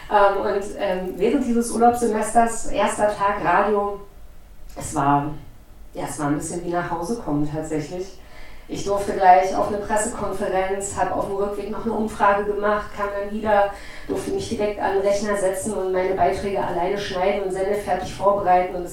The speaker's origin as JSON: {"language": "German", "town": "Potsdam", "region": "Brandenburg", "country": "Germany", "said": "ich komme aus Potsdam, bin 43 Jahre und habe mein Abi 1999 gemacht"}